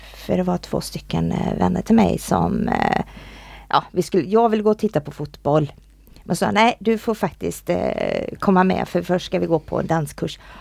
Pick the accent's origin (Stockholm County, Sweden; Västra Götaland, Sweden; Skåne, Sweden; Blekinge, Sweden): Västra Götaland, Sweden; Borås; Jag kommer ju från, från Borås